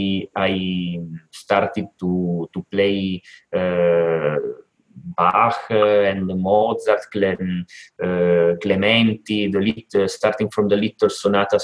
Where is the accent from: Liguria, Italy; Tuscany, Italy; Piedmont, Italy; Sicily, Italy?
Piedmont, Italy; Turin; I was with my father in a church here in my hometown, Torino, that is in the northwest of Italy